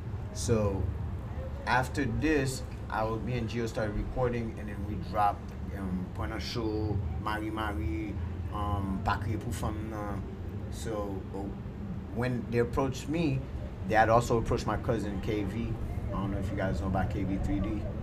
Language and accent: English; Haiti; now in Miami, United States; I'm from Haiti.